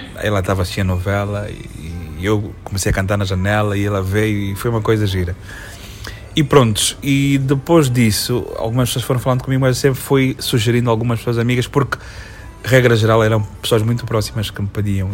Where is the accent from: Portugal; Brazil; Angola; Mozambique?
Angola; Lubango, Huíla; Eu sou natural do Lubango, okay. São José de Sá da Bandeira, mas eu sou Conhama